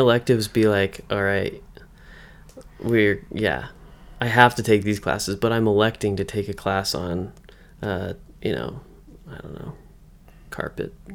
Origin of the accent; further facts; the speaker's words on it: Western Massachusetts, United States; now in Utah, United States; I'm from Western Mass